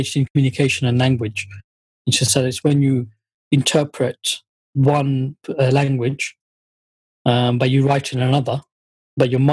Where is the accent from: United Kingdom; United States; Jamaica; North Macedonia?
United Kingdom; Luton, East of England; first language Bengali; And I born in the UK. We were born in Luton, actually.